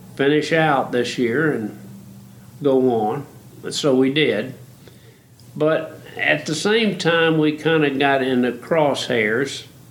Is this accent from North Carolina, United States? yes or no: yes; Belmont, North Carolina, United States; I was born in Belmont, North Carolina, and that was about as rough a town as you could get